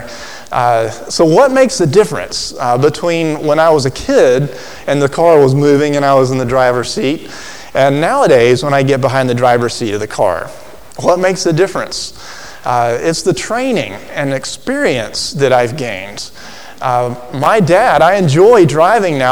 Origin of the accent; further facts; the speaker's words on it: Alabama, United States; as a child growing up in Alabama